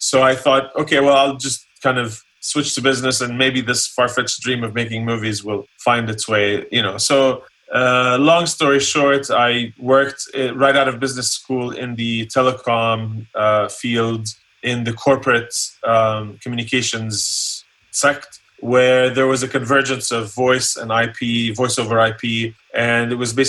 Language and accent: English; Columbus, Ohio, United States; also born or lived in Jordan; the U.S. when I was 13. And then my parents went back to Jordan when I started college in Ohio. So I grew up in Ohio, mm-hmm. in Columbus.